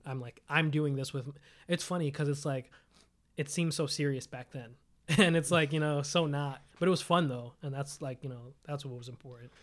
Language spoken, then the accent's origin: English; New York City, New York, United States; I'm from Staten Island. I, I lived in Staten Island since I was nine